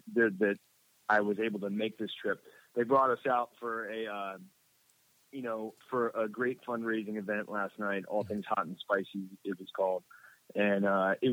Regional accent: Miami, Florida, United States; also born or lived in Washington, D.C. / New York; now in Santa Monica, United States; I grew up in Miami, Florida

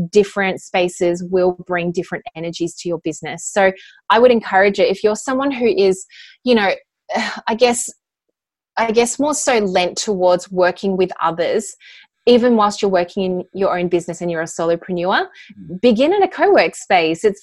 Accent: Australia; now in California, United States; I'm actually an Aussie.

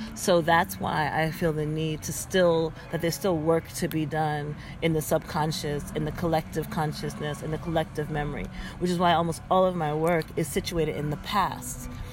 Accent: United States; I'm from the United States

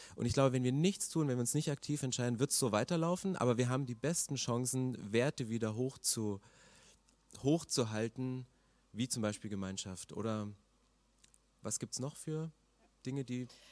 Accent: eastern Germany, Germany; ich komme aus dem Osten

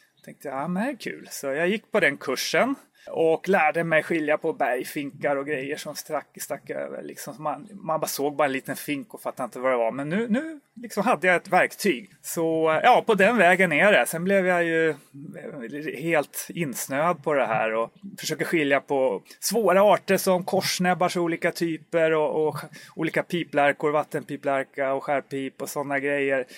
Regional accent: Stockholm, Stockholm County, Sweden; also born or lived in Uppsala; jag är ju infödd stockholmare från början, vilket kanske hörs lite grann

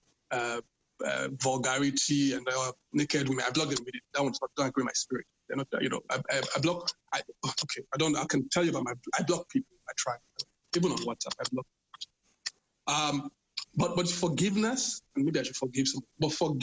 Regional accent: Benin City, Edo, Nigeria; moved away; I'm from Benin. I'm really from Benin

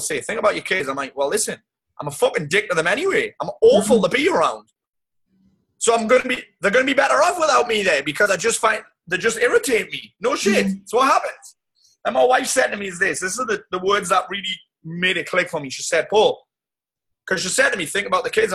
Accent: South Shields, North East England, United Kingdom; my hometown of South Shields

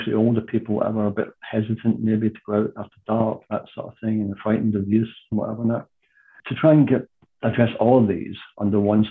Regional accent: Scotland, United Kingdom; moved away as an adult; also born or lived in North London; now in London, United Kingdom; like most Scots that come down here, I came down here for work in the 70s.

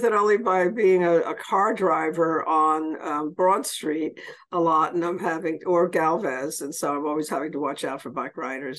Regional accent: New York City, New York, United States; now in New Orleans, United States; I'm originally from the Bronx.

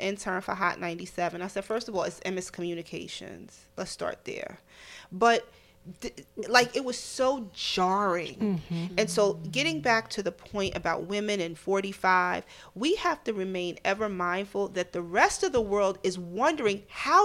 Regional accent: New Jersey, United States; now in New York City, United States; I'm an American. I have a Muslim name, but I was born in Jersey

